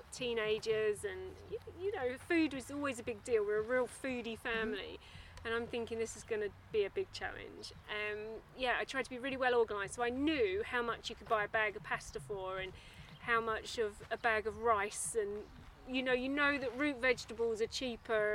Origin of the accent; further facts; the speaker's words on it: Plymouth, South West England, United Kingdom; I was actually born in Plymouth too